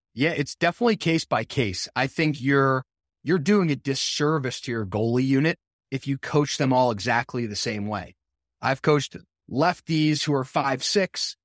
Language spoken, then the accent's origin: English; New Jersey, United States; moved away; I'm from New Jersey